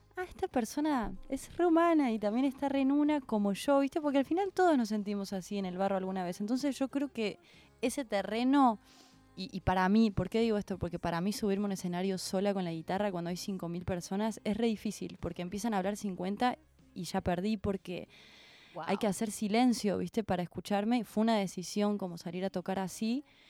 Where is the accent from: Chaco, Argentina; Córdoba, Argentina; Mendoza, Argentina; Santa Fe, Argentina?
Córdoba, Argentina; now in Buenos Aires, Argentina; yo soy cordobesa, eh, venirme a Buenos Aires me cambió la vida